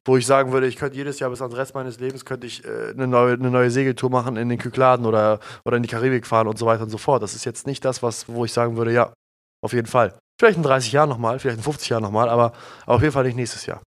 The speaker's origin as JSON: {"language": "German", "country": "Germany", "tie": "born or raised there", "said": "wir sind ja hier in Deutschland aufgewachsen"}